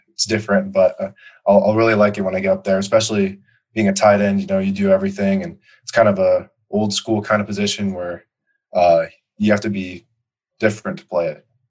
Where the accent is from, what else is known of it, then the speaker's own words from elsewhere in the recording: Colorado, United States; my uh, my home state